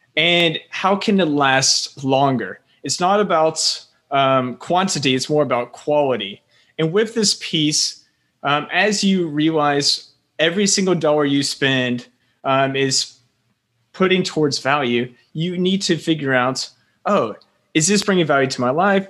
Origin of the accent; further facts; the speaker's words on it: Florida, United States; moved away as an adult; also born or lived in South Carolina; now in Taipei, Taiwan; I'm originally from Florida. Uh, my parents are, they're Northerners that moved down to Florida because it's quite warm. And, um, just growing up in Florida